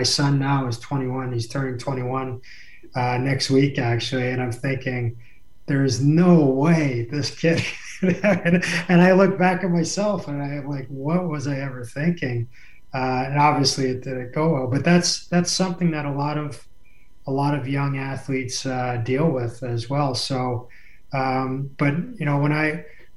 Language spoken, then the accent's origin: English; New Jersey, United States; moved away; also born or lived in Montreal / Toronto / Los Angeles / Detroit; I grew up in New Jersey watching the Islanders win Stanley Cups